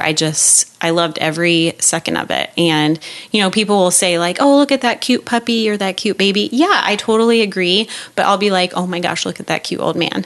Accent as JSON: {"language": "English", "region": "Iowa", "country": "United States", "tie": "born or raised there", "said": "back home in back Iowa."}